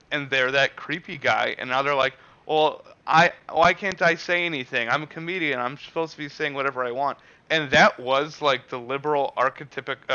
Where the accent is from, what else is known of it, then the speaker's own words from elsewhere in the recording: Canada; Like, I'm a Canadian.